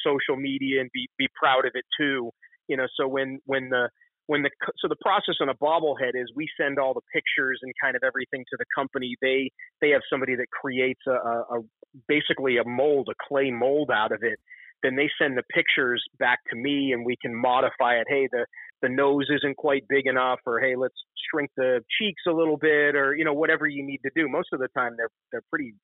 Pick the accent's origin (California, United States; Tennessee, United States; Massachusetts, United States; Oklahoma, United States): Massachusetts, United States; Concord; moved away; also born or lived in Manchester, New Hampshire; I was born in about outside of Boston in a town called Concord, Mass., which is very historic